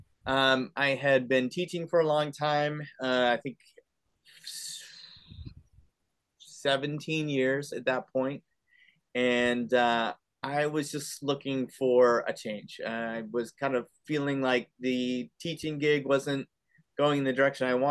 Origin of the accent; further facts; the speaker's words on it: Cleveland, Ohio, United States; also born or lived in Bowling Green, Ohio; I am from Cleveland.